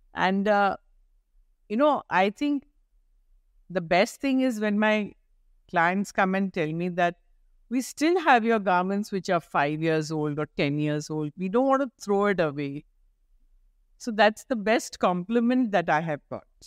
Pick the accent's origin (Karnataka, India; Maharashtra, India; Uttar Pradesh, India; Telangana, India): Maharashtra, India; Mumbai; moved away as an adult; now in Kolkata, India; I'm a girl from Bombay.